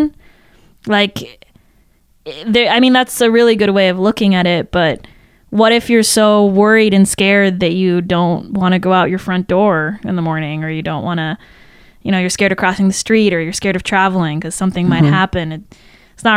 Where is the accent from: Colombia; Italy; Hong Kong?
Italy; also born or lived in Paris, France; I grew up in, like, a this like beautiful house in the countryside in Italy